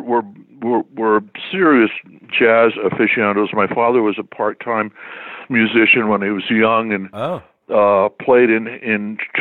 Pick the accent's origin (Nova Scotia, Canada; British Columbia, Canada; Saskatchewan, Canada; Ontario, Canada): Ontario, Canada; Toronto; moved away as an adult; also born or lived in Detroit, Michigan, United States / Montreal, Quebec, Canada / United States / Calgary, Alberta, Canada; I was born in Detroit, but my parents moved to Toronto when I was like five